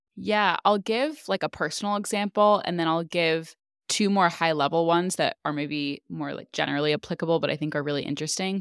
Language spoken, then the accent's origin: English; California, United States; we're the same age, we're both from California.